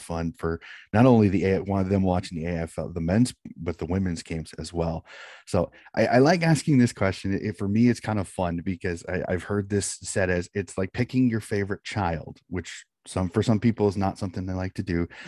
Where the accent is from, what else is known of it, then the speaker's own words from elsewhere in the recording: United States; being an American